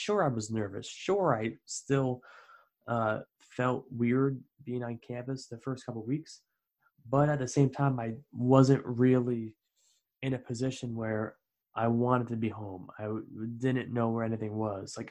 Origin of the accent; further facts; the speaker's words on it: Albany, New York, United States; moved away as an adult; also born or lived in Dean College, Massachusetts; upstate New York, Albany, New York